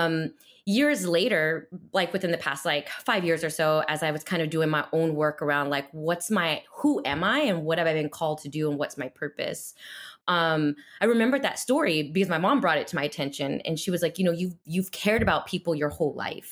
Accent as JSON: {"language": "English", "town": "El Paso", "region": "Texas", "country": "United States", "moved": "yes", "lives_now": "Chicago, United States", "said": "I'm not a Chicago native. I'm originally from El Paso, Texas, but have been out of Texas for many years now"}